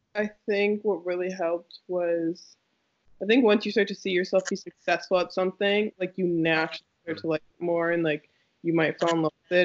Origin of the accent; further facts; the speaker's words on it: Toronto, Ontario, Canada; moved away as an adult; also born or lived in Nova Scotia; I grew up in Toronto